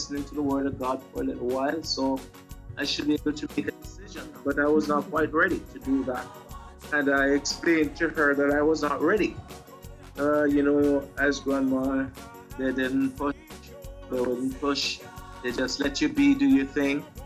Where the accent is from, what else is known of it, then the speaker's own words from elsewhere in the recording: Kingston, Jamaica; I was born really in Kingston, Jamaica